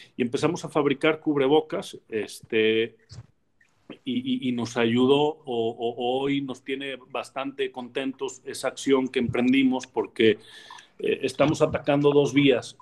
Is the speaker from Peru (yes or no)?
no; Mexico; como mexicanos y como jóvenes